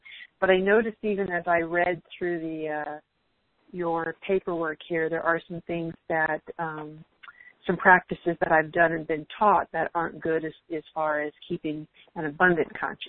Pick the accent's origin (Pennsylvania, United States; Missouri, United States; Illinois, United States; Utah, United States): Utah, United States; Salt Lake City; I'm from Salt Lake City